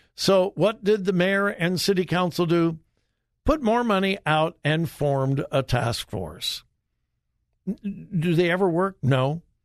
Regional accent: Los Angeles, California, United States; moved away; I grew up in the L A area

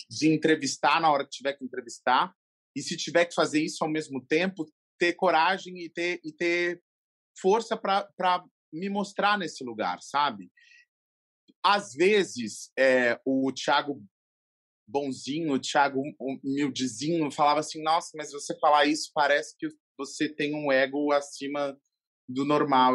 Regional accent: Brazil; Eu sou brasileiro

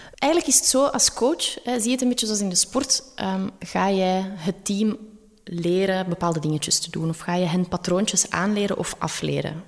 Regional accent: Belgium; dan zeg ik wel, ja, Belgium

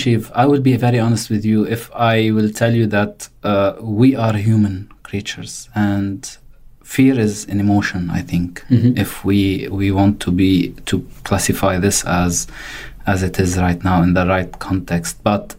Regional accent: Ain Ebel, South Governorate, Lebanon; moved away as an adult; now in Australia; I am originally from Lebanon. I came to Australia like less than 3 years. Now I've been in Australia. I relocated from Lebanon to Australia with my family. I come from a Catholic family from a small village town called Ain Ebel from the south of Lebanon.

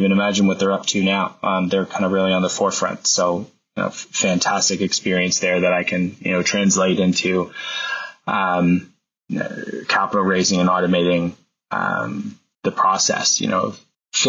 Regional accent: Alliston, Ontario, Canada; also born or lived in Newmarket, Ontario / Mono, Ontario / Colgan, Ontario; Before I moved to Newmarket, I grew up in Alliston and Mono, attending an elementary school in Colgan, Ontario

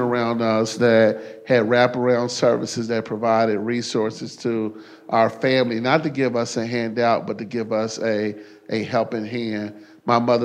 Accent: Chicago, Illinois, United States; moved away as an adult; now in Cincinnati, United States; I grew up in Chicago. I grew up in one of the toughest public housing developments in the country.

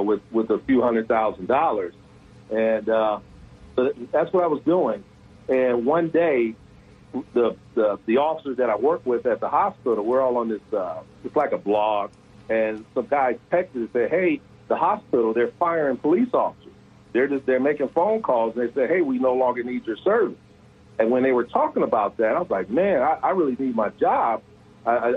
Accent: Detroit, Michigan, United States; moved away as an adult; also born or lived in Little Rock, Arkansas; I'm originally from Detroit, born and raised.

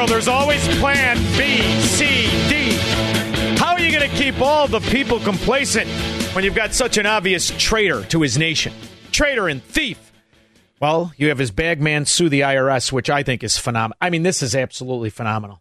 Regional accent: Chicago, Illinois, United States; I'm from Chicago

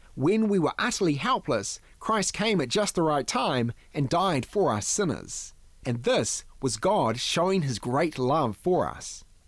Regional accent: New Zealand; growing up in New Zealand

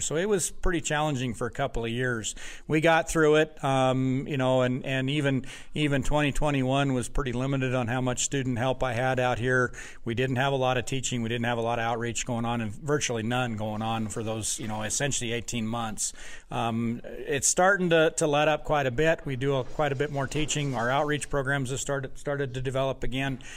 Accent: Wyoming, United States; moved away as an adult; now in Wisconsin, United States; I grew up in Wyoming where the sheep industry was was large

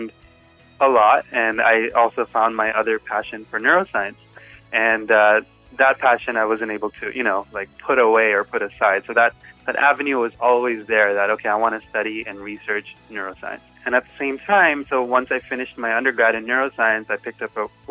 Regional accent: Los Angeles, California, United States; I grew up actually in Koreatown. So that's where I grew up

